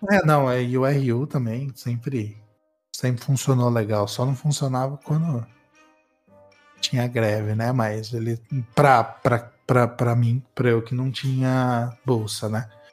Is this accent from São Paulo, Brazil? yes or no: yes; São Carlos, São Paulo, Brazil; moved away; na minha cidade natal, né? Parece que eu saí de lá faz muito tempo. Mas em São Carlos